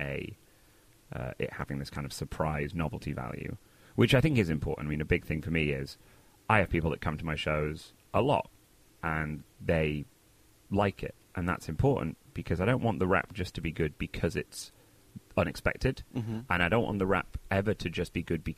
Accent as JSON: {"language": "English", "town": "Manchester", "region": "North West England", "country": "United Kingdom", "tie": "born or raised there", "also_born_or_lived": "Oxford, England / Los Angeles, United States", "moved": "as an adult", "lives_now": "Brooklyn, United States", "said": "I grew up in Manchester"}